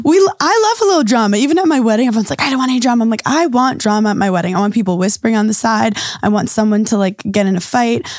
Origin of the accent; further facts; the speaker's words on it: New York City, New York, United States; I grew up in New York City